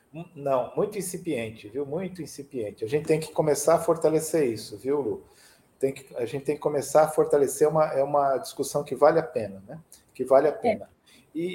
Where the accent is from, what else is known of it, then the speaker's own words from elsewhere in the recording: São Caetano do Sul, São Paulo, Brazil; now in São Paulo, Brazil; na minha cidade natal, São Caetano do Sul